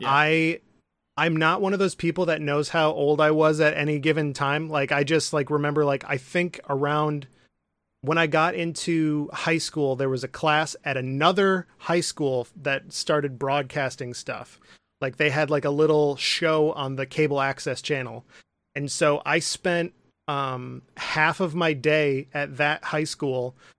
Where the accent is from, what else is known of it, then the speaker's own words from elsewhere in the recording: Midland, Michigan, United States; I'm from Midland, Michigan, um, which is a little town